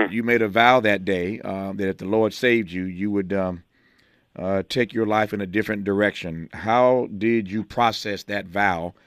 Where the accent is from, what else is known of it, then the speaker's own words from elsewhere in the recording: Indiana, United States; also born or lived in Gulfport, Mississippi; I grew up in Indiana